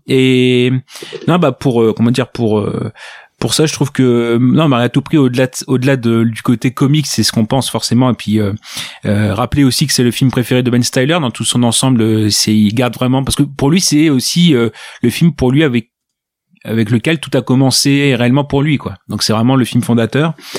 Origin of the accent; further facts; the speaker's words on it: Ch'ti, Hauts-de-France, France; Je suis, je suis ch'ti